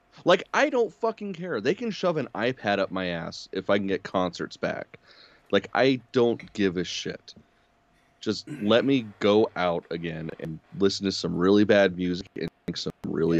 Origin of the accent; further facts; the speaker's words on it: United States; Being an American